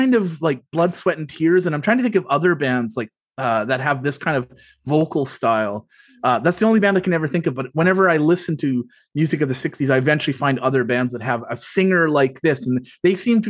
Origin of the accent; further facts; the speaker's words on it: Alberta, Canada; moved away; we grew up in Alberta